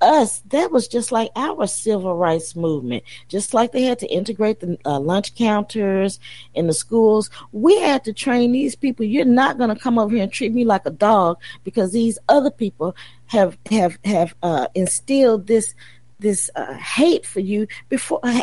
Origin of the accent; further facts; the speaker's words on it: Tennessee, United States; Tennessee, my home state